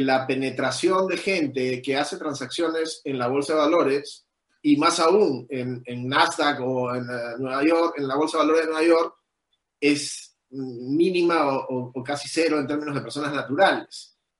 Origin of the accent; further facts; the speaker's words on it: Peru; nosotros como peruanos